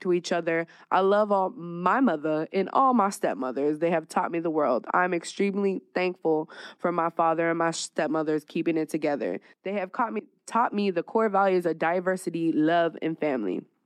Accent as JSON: {"language": "English", "region": "California wine country", "country": "United States", "also_born_or_lived": "Dallas, Texas / Las Vegas, Nevada", "moved": "yes", "lives_now": "Phoenix, United States", "said": "I'm originally from Cali, little wine country, like an hour away from the Bay"}